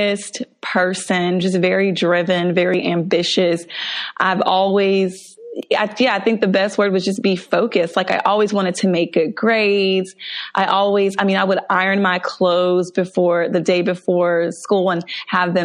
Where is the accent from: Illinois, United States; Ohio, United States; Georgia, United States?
Georgia, United States; Mableton; I grew up in Atlanta, actually, in the suburbs outside of Atlanta